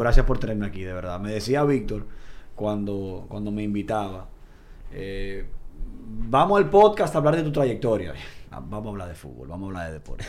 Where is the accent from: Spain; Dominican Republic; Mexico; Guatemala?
Dominican Republic; yo soy un dominicano de pura cepa. Mm. Nací un 12 de marzo a las 9 de la mañana en la clínica UCE de la República Dominicana